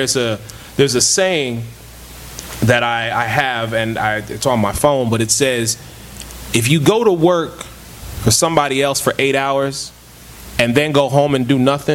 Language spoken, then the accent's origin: English; Philadelphia, Pennsylvania, United States; moved away; I'm born from Philadelphia.